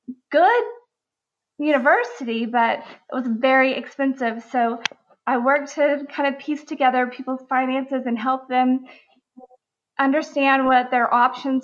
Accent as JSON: {"language": "English", "town": "Amarillo", "region": "Texas", "country": "United States", "tie": "born or raised there", "also_born_or_lived": "Utah / Dallas, Texas", "said": "my office is in Amarillo, Texas, and that's actually my hometown"}